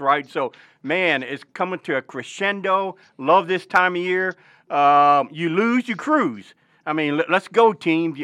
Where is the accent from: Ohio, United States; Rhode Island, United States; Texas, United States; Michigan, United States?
Michigan, United States; Western; now in Arkansas, United States; I grew up in Western Michigan